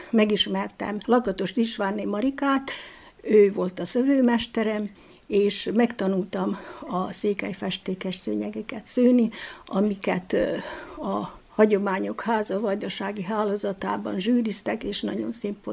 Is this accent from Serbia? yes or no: yes; Csóka, Vojvodina, Serbia; now in Bačka Topola, Serbia; Terjáról Csókára költöztünk, és ide Bácskába jöttem férjhez, itt élek két gyermekemmel Topolyán